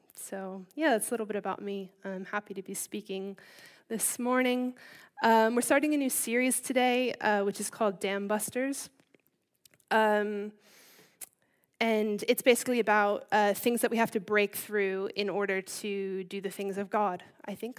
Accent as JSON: {"language": "English", "town": "Baltimore", "region": "Maryland", "country": "United States", "tie": "born or raised there", "also_born_or_lived": "California", "moved": "as an adult", "lives_now": "Bishop's Stortford, United Kingdom", "said": "I'm from Baltimore, uh, Maryland, which is on the East Coast. Um, I grew up there with my older brother"}